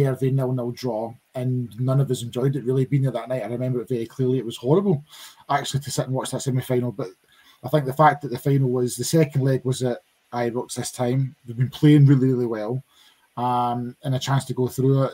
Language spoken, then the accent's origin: English; Linwood, Scotland, United Kingdom; where I grew up in Linwood